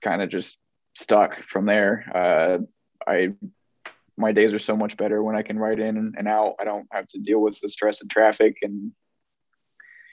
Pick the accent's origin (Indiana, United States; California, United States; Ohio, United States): Indiana, United States; Peru; moved away as an adult; now in Indianapolis, United States; I'm originally from Peru, Indiana, okay. just north of Kokomo